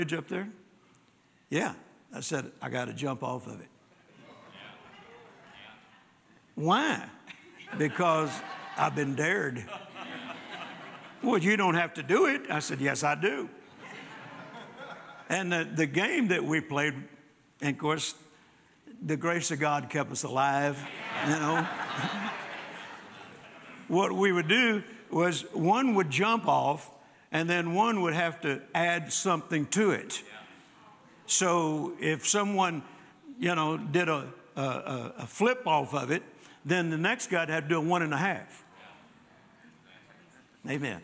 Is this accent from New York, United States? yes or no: no; Louisiana, United States; also born or lived in Mississippi; now in Texas, United States; I was born in Mississippi and grew up in Louisiana and then got hit to Texas just as fast as I could.